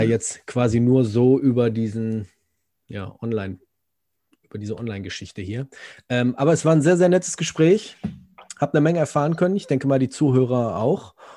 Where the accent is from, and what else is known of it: Germany; also born or lived in Gelsenkirchen